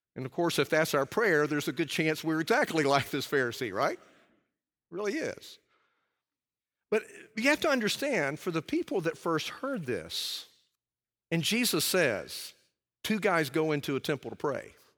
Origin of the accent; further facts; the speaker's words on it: Alabama, United States; I'm from Alabama